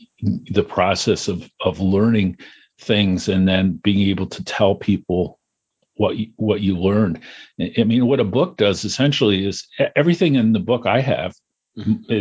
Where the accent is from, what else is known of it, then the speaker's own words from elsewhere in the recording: Potsdam, New York, United States; now in Syracuse, United States; I grew up just outside of Potsdam